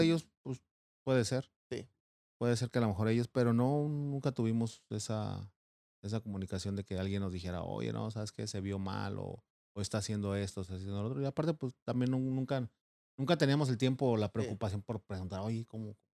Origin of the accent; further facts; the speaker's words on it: Mexico City, Mexico; moved away; Yo soy originario de la Ciudad de México.